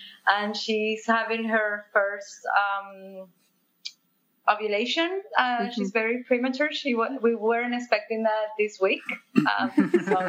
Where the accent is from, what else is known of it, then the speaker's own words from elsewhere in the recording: Argentina; English is a second language; moved away as an adult; now in Barcelona, Spain; I'm from South America and I was raised in Argentina. I live in Barcelona for 8 years now.